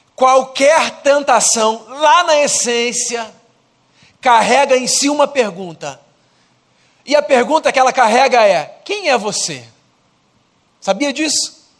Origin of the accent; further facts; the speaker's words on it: Brazil; eu sou brasileiro